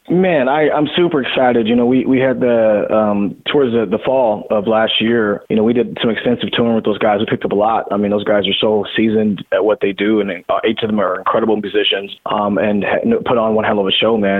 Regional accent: Seattle, Washington, United States; growing up in the Northwest

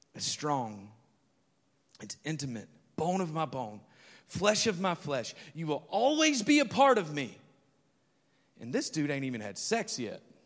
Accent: Alabama, United States; moved away; I remember driving back to my hometown, and I'm crossing over this bridge. If you've ever been up Highway forty-three and you're driving, if you know where Jackson, Alabama is

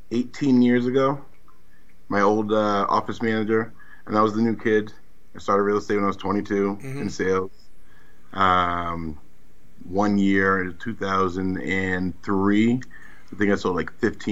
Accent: Boston, Massachusetts, United States; also born or lived in Brockton, Massachusetts; I grew up in Dorchester, moved out to Brockton when I was 10. Been here ever since.

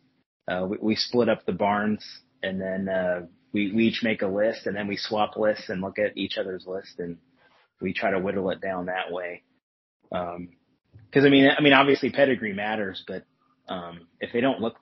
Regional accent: California, United States; moved away as an adult; now in Kentucky, United States; I live in Kentucky. I grew up in California. Been living in Kentucky since 2005.

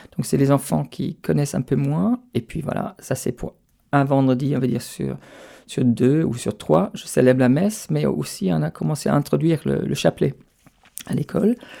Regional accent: Stuttgart, Baden-Württemberg, Germany; French is a second language; moved away as an adult; also born or lived in France; now in Paris, France; chez moi, dans, la région d'où je viens, donc autour de Stuttgart

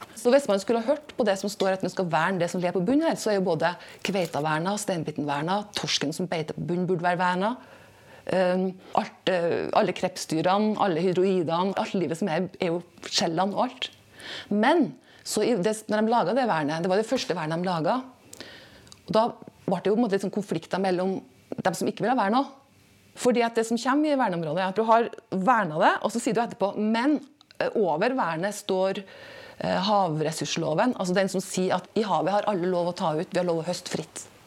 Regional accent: Snåsa, Trøndelag, Norway; moved away as an adult; also born or lived in Tromsø; now in Bodø, Norway; Opprinnelig så er jeg fra Snåsa. Så jeg vokste opp uten noe kontakt med havet

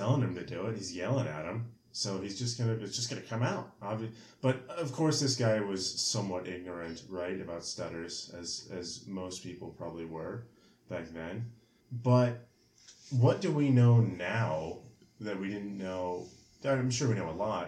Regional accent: Rhode Island, United States; my home state of Rhode Island

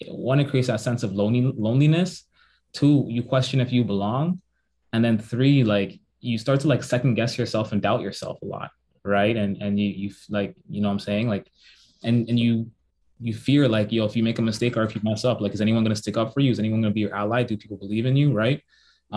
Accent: Toronto, Ontario, Canada; also born or lived in Waterloo, Ontario; I'm from Toronto, I'm from Jane and Finch

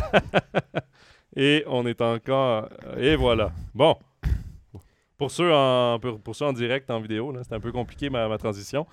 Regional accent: Trois-Rivières, Quebec, Canada; je viens de Trois-Rivières

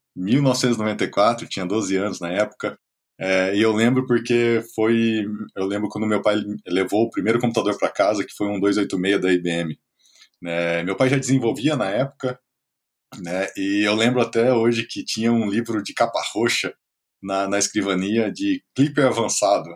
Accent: Presidente Prudente, São Paulo, Brazil; moved away as an adult; now in Blumenau, Brazil; Sou natural de Presidente Prudente, interior de São Paulo, morei alguns anos fora do país e hoje estou em Blumenau, Santa Catarina

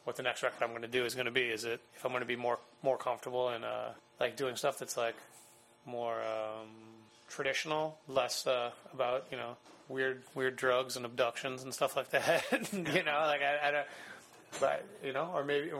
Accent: Chicago, Illinois, United States; I grew up in Chicago. I grew up about a mile and a half from the Beat Kitchen

